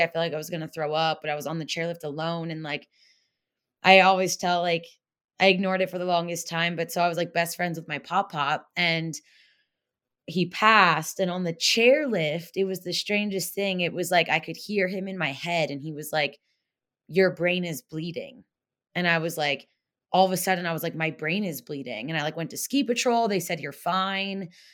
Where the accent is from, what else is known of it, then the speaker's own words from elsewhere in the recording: Pennsylvania, United States; moved away as an adult; I grew up in Pennsylvania, like Amish country pretty much